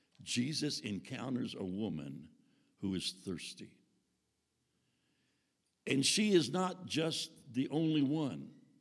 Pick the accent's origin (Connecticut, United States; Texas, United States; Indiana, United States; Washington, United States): Texas, United States; I was raised in Texas on a cattle ranch, so I don't know that much about wheat, just from what we've learned in being here in Nebraska and North Dakota.